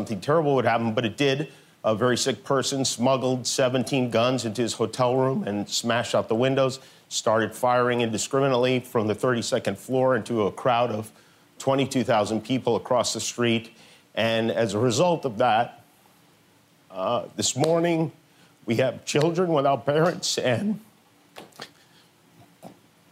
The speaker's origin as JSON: {"language": "English", "town": "Las Vegas", "region": "Nevada", "country": "United States", "tie": "born or raised there", "said": "Las Vegas, which happens to be my hometown"}